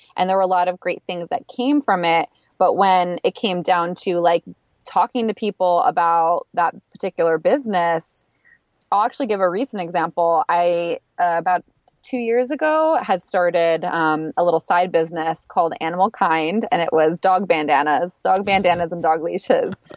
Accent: East Coast, United States; moved away as an adult; also born or lived in Philadelphia; now in Los Angeles, United States; I'm from the East Coast

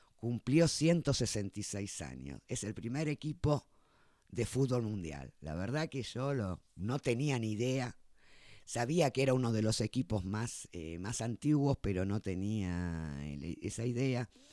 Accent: Argentina; somos argentinos

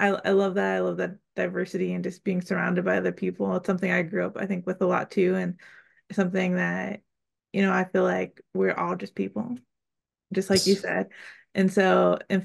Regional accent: Pennsylvania, United States; moved away; I'm from Pennsylvania originally

